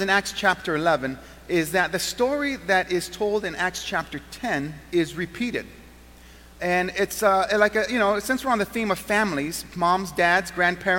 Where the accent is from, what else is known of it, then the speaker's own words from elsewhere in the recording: Southern California, United States; now in Western New York, United States; I was born and raised in Southern California. And I ended up here in Western New York